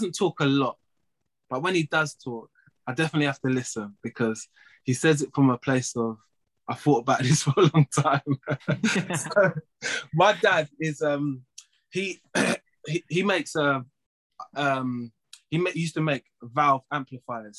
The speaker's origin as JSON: {"language": "English", "region": "London", "country": "United Kingdom", "tie": "born or raised there", "also_born_or_lived": "Waltham Forest / Edmonton", "said": "I grew up in Tottenham and Edmonton."}